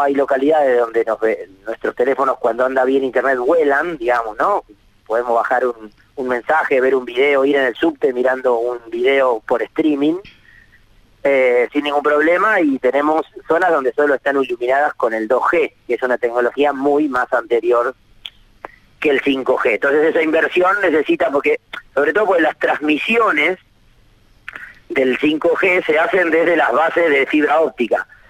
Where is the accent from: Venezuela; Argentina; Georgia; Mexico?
Argentina; Tres Lomas, Buenos Aires Province; Mi pueblo, Tres Lomas, tiene 10.000 habitantes